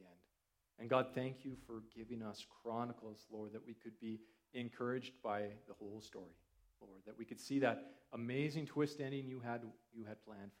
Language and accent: English; Canada; growing up as a Canadian